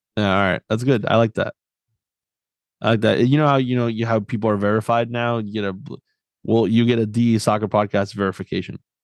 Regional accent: Florida, United States; I grew up in Florida

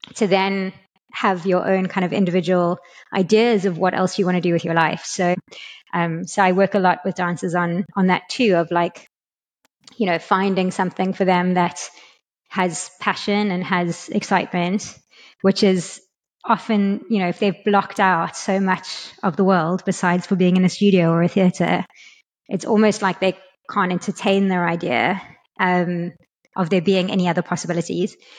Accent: South Africa; also born or lived in London, United Kingdom; now in Lisbon, Portugal; I'm from South Africa originally

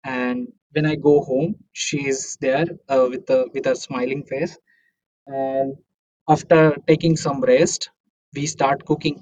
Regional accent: Amalner, Maharashtra, India; moved away as an adult; also born or lived in Pune, India; now in Munich, Germany; I'm coming from a small village called Amalner. It's in Maharashtra, Jalgaon is the district.

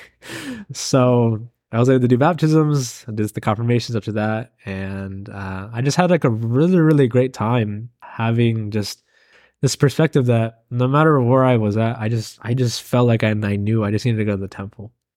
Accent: Oregon, United States; also born or lived in California / Springfield, Oregon; I was born in California. When I was two years old, I came to live here in Oregon

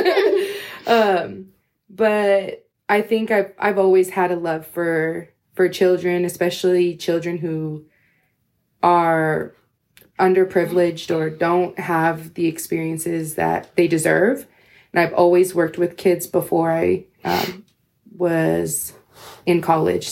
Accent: California, United States; moved away as an adult; now in Las Vegas, United States; I'm originally from California, and then I moved to Las Vegas about 6 years ago, right after I graduated from my undergrad.

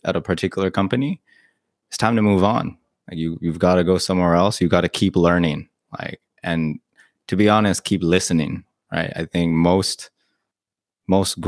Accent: Long Beach, California, United States; moved away as an adult; also born or lived in China; now in Bangkok, Thailand; I'm from Long Beach, California

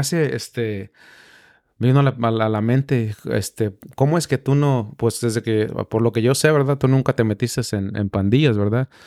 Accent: Mexico; now in United States; yo soy mexicano

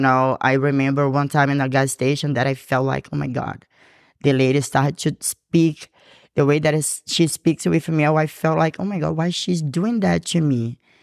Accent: Brazil; English is a second language; moved away as an adult; now in Georgia, United States; I'm from Brazil

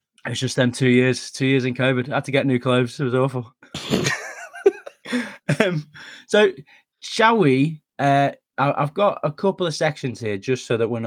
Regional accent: United Kingdom; as a nation

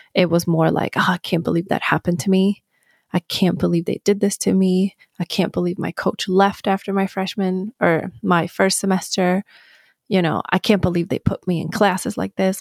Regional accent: Sweden; moved away as an adult; now in United States; I grew up in Sweden

